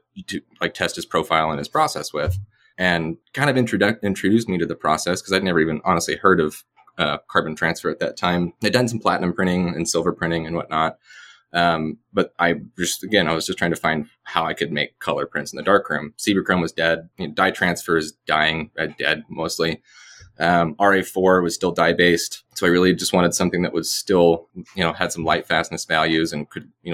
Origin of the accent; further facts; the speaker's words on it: United States; moved away as an adult; also born or lived in California; my hometown. I was born and raised here